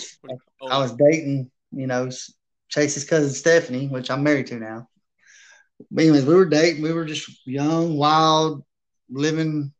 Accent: Taylorsville, Georgia, United States; I grew up in Taylorsville, Georgia for the most part of my life

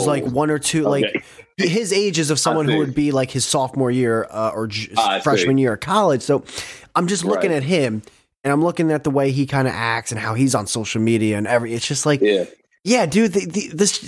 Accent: Northeast, United States; I'm from the Northeast too. I'm in that tri-state area as well.

